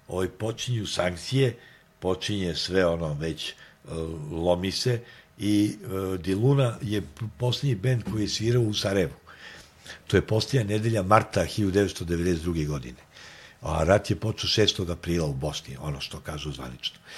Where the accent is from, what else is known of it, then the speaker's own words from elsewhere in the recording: Belgrade, Serbia; mi smo iz Beograda